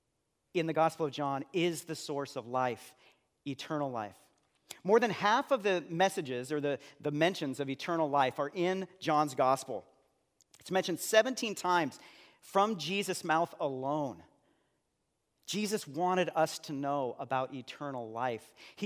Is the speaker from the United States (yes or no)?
yes; Seattle, Washington, United States; And after he was at the church that I grew up in West Seattle, he moved to Denver and planted a church there.